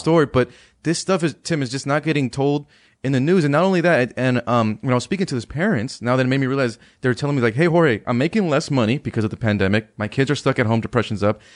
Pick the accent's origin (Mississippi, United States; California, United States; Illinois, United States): California, United States; Palmdale; moved away as an adult; now in Washington, D.C., United States; I went back home to, to California, that's my, my hometown in, in Palmdale